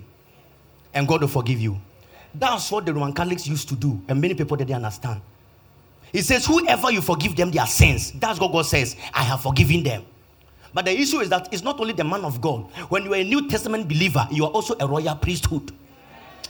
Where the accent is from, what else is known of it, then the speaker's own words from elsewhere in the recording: Kumasi, Ashanti, Ghana; I'm from Kumasi